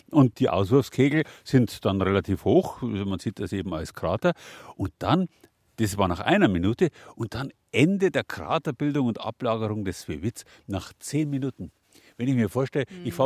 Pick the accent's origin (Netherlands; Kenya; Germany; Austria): Germany; Rhineland; Als Rheinländerin ist es also ein Wunschtraum gewesen, tatsächlich ins Ries zu kommen, wenn man sowas studiert.